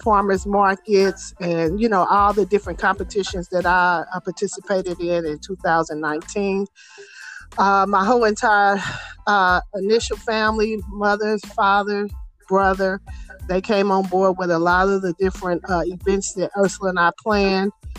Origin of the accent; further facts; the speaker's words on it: Indianapolis, Indiana, United States; I grew up in Indianapolis and Indiana